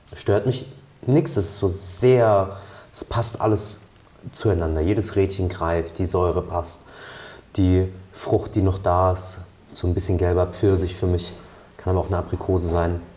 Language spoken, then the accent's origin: German; Rhineland-Palatinate, Germany; bei uns in der Pfalz